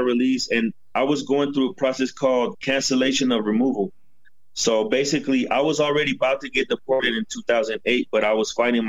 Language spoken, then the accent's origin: English; Denver, Colorado, United States; first language English; moved away as an adult; also born or lived in Mexico City, Mexico; now in Mexico; I'm 35 years old. I was born in Mexico City, and they moved me to Denver, Colorado when I was like 7 years old. And I spent 27 years in Denver, Colorado.